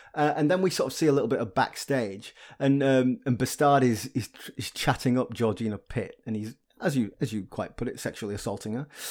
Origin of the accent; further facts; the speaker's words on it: Yorkshire and the Humber, United Kingdom; I grew up in Yorkshire